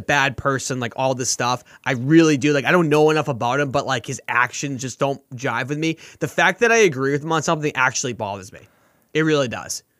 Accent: Boston, Massachusetts, United States; I'm from Boston

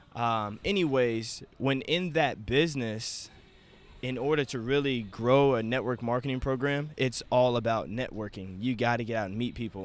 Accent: Wichita, Kansas, United States; I'm from Wichita, Kansas, and born and raised here.

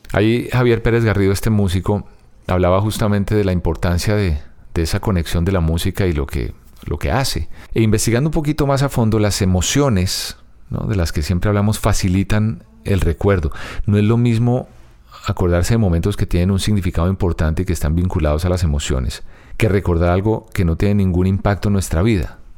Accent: Bogotá, Colombia; Niza Antigua, que fue, así se llama el barrio donde yo nací y crecí

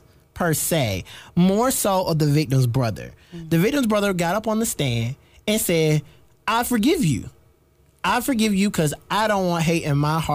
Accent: South Carolina, United States; I'm not a New Yorker at all. Hearts of South Carolina

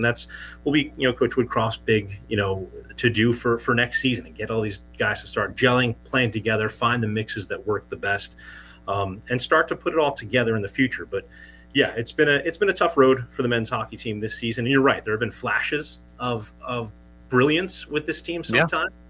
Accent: New Jersey, United States; I live in New Jersey, a lot of followers, you know, was born and raised in New Jersey

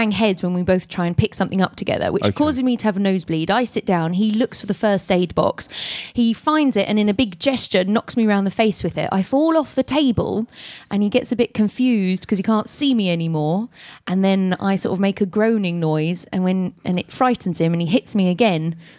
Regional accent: England, United Kingdom; We're English, and we want to have a little biscuit

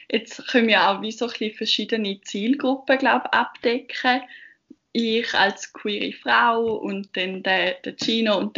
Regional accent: Eastern Switzerland, Switzerland; now in Bern, Switzerland; ich bin 22 und wie man wahrscheinlich ziemlich schnell gehört, komme ich ursprünglich aus der Ostschweiz und bin für mein Studium auf Bern gekommen.

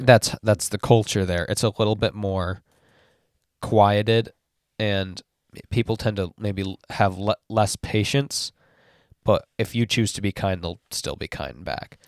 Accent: West Michigan, United States; I grew up in West Michigan as well

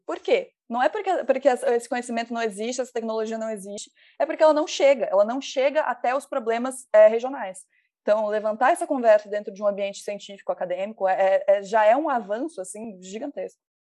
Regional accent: Mato Grosso do Sul, Brazil; eu sou do Mato Grosso do Sul

